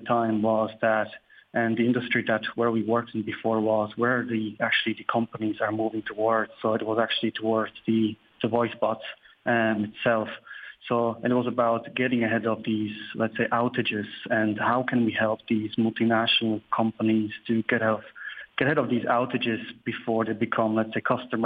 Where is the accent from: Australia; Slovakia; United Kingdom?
Slovakia; also born or lived in Waterford, Ireland / Dublin, Ireland; now in Ireland; I'm originally actually from Slovakia, but I moved to Ireland over 19 years ago.